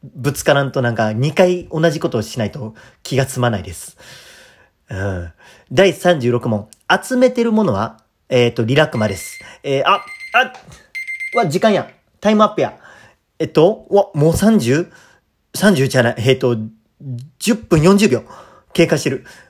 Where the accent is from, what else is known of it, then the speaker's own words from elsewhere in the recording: Kadoma, Osaka, Japan; moved away as an adult; also born or lived in Tokushima Prefecture; えー、大阪府、えー、門真市出身です